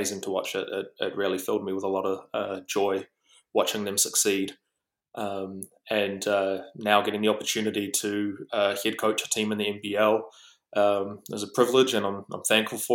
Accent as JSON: {"language": "English", "region": "Auckland", "country": "New Zealand", "tie": "born or raised there", "said": "I'm from the North Shore of Auckland. Went to Rangitoto College"}